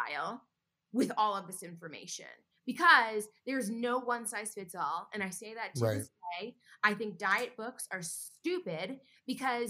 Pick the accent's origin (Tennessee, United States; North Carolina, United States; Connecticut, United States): Connecticut, United States; moved away; I'm from Connecticut. And so I was back in Connecticut